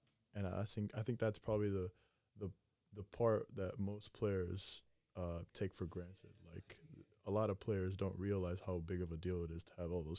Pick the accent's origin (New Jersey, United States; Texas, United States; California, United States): California, United States; Sacramento; also born or lived in Greece; Yeah, so I was born in Greece. Moved a bunch of times while my dad was playing. Moved to Sacramento. in fifth grade.